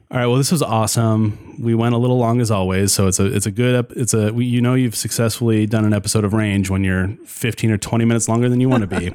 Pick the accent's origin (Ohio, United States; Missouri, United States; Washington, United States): Washington, United States; Spokane; born or raised there